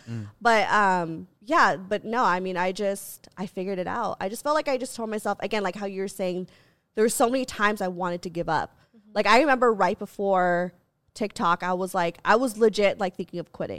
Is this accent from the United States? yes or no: no; Philippines; Even though I'm not Yikes. Mexican. I'm like, no, I'm Asian. I'm Asian. Right. I'm Filipino.